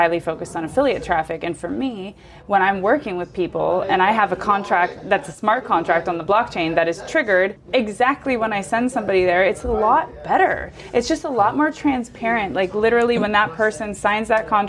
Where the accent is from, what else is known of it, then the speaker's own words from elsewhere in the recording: United States; moved away; I'm American